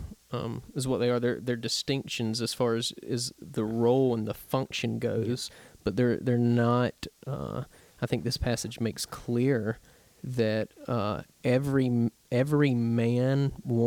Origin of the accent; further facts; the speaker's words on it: the South, United States; I grew up in the South